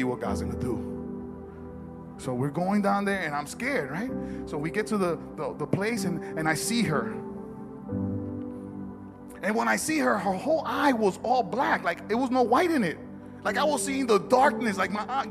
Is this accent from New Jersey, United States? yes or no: yes; Newark, New Jersey, United States; I'm from Newark